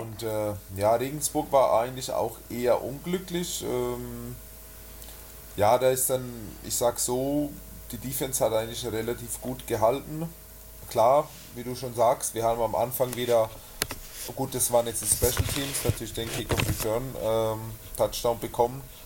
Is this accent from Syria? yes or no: no; Switzerland; moved away as an adult; also born or lived in Schwäbisch Hall; now in Nuremberg, Germany; Ich komme ursprünglich aus der Schweiz, bin vor ungefähr, ja, sind jetzt sieben Jahre, acht, knapp acht Jahre, bin ich aus der Schweiz hergekommen